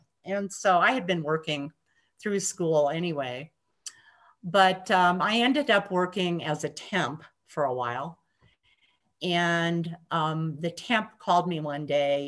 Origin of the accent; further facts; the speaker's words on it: Montana, United States; moved away as an adult; also born or lived in Minnesota; growing up in Montana